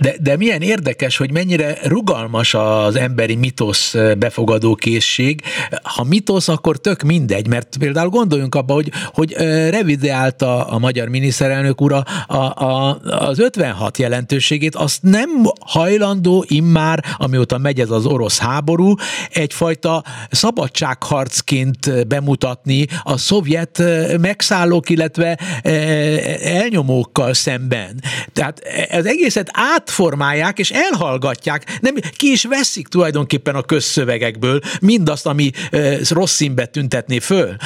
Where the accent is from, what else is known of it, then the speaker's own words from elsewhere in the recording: Hungary; itt nálunk, mi, mi, mi magyarok